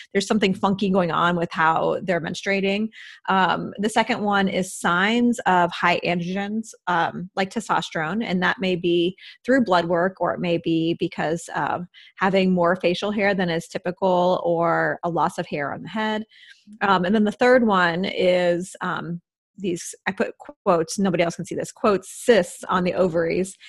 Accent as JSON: {"language": "English", "region": "Midwest", "country": "United States", "tie": "born or raised there", "also_born_or_lived": "East Coast", "moved": "yes", "said": "I grew up in the Midwest"}